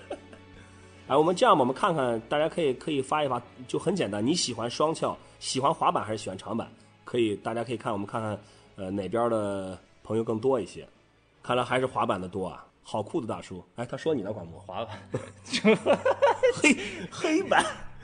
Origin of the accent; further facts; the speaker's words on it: Qingdao, Shandong, China; 我和管木都是青岛的